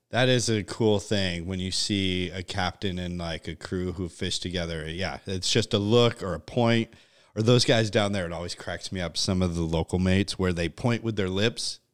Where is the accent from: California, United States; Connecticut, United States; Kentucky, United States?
Connecticut, United States; moved away; growing up in Connecticut, like, uh, yuppie land